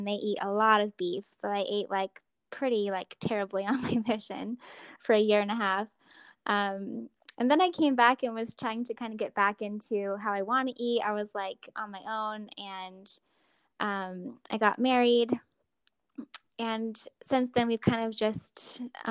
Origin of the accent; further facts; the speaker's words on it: Arizona, United States; I grew up in Arizona, and I have 6 siblings